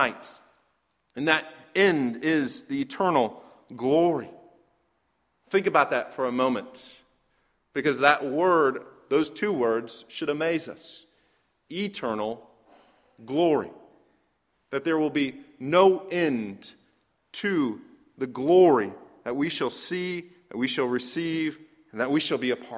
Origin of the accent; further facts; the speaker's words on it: Michigan, United States; moved away; I grew up in Michigan